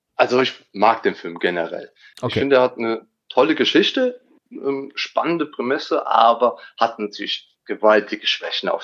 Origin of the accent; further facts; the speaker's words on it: Siegen, North Rhine-Westphalia, Germany; Aus NRW, Siegen